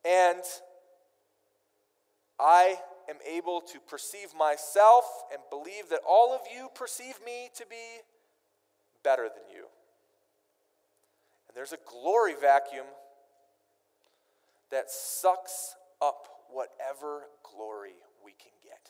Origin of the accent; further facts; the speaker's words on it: Minnesota, United States; I grew up in Minnesota